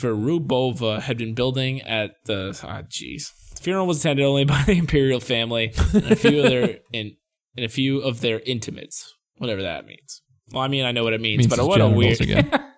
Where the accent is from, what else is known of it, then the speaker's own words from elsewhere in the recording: United States; I'm a dumb American